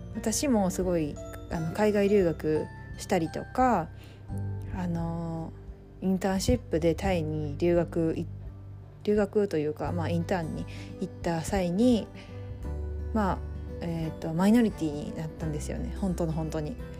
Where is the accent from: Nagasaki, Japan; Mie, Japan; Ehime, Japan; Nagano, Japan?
Mie, Japan; rural; 三重の田舎の生まれ育ちで両親ともに日本人